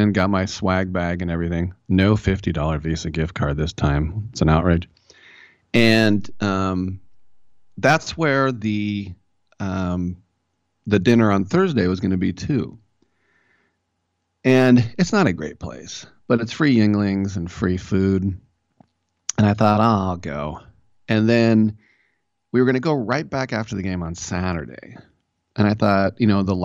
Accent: California, United States; I'm such a Californian

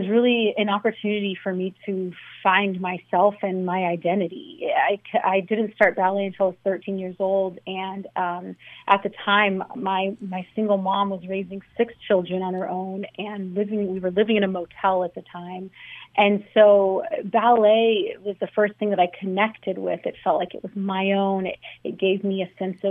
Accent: Los Angeles, California, United States; I grew up in Los Angeles

